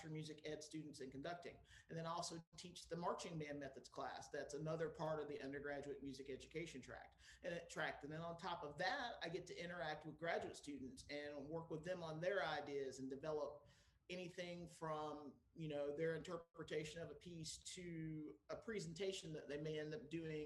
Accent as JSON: {"language": "English", "region": "southeastern coast of North Carolina", "country": "United States", "tie": "born or raised there", "moved": "yes", "said": "on the southeastern coast of North Carolina at the beach"}